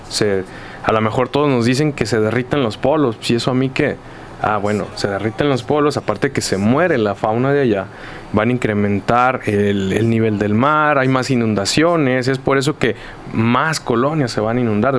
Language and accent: Spanish; Zapopan, Jalisco, Mexico; Zapopan, de donde yo vengo, donde yo trabajo